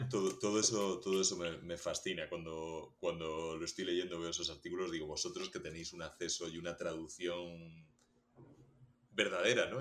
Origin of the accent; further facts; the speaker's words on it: Region of Murcia, Spain; la gente que somos de Murcia o que salimos de Murcia